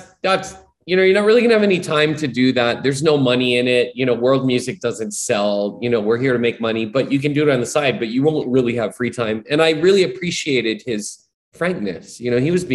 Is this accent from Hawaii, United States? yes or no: yes; Hawaii, United States; I'm born and raised in Hawaii